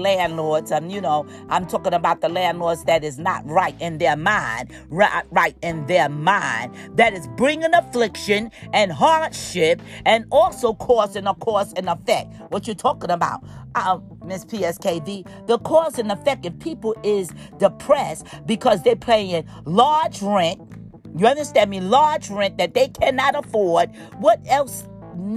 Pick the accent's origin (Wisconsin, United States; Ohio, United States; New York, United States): New York, United States; I'm a New Yorker too, born in New York